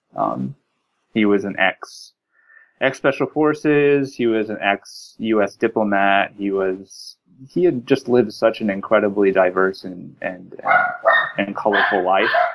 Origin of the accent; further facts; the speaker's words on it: Texas, United States; moved away as an adult; now in California, United States; I was born in Texas, grew up in Texas